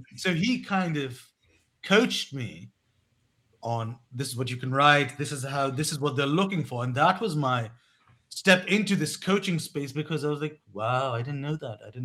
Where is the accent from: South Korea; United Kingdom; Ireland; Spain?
United Kingdom; England; moved away as an adult; also born or lived in Pakistan / Turkey; I was born in Pakistan, but I grew up in England